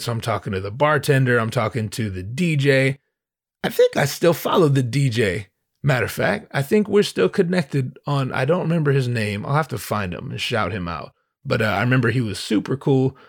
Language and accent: English; Southern California, United States; also born or lived in Los Angeles; I'm from Southern California